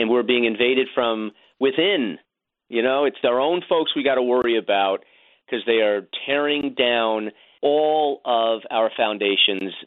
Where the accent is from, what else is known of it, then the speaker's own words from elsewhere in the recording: New Yorker, United States; As a New Yorker